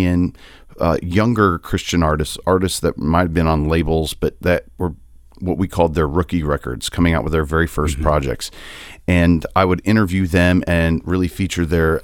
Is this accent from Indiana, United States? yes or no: yes; Indiana, United States; grew up in the same church with me growing up in Indiana